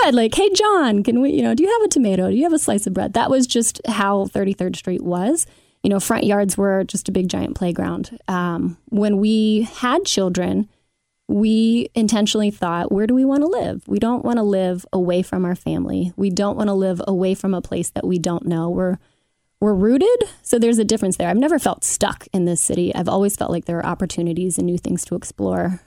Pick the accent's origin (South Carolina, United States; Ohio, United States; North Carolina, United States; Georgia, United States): Ohio, United States; Cincinnati; I grew up in Oakley, uh, mother of two in Madisonville